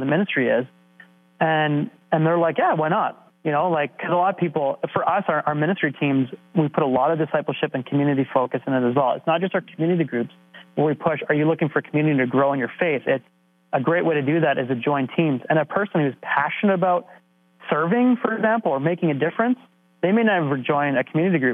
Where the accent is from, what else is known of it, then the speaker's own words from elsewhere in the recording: Canada; being stereotypical Canadian